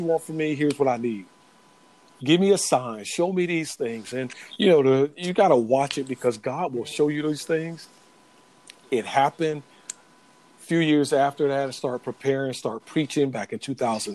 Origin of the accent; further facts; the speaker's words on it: Florida, United States; grew up in Florida, born and raised in Florida, moved around a little bit when I was growing up